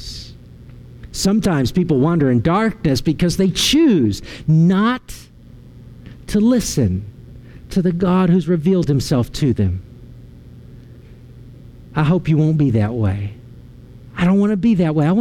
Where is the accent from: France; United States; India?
United States; Arlington, Virginia; moved away; also born or lived in Waco, Texas; I was driving home from Waco all the way to Arlington, Virginia